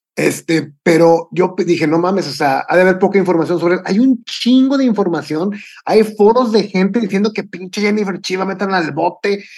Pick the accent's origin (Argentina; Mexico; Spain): Mexico; como buen mexicano